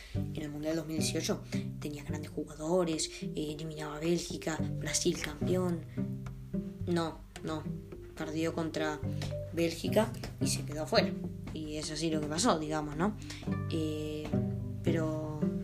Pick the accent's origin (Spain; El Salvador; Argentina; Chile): Argentina; siendo argentino.